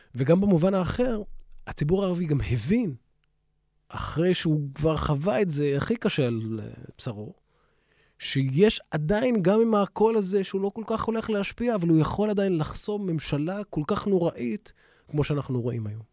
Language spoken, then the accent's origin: Hebrew; Israel; אני עוד ערבי, הפלסטיני, אזרח מדינת ישראל